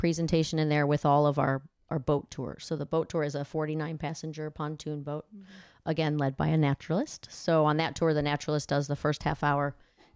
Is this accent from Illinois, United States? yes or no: yes; Chicago, Illinois, United States; moved away as an adult; also born or lived in Sarasota, Florida; now in Sanibel, United States; I'm from Chicagoland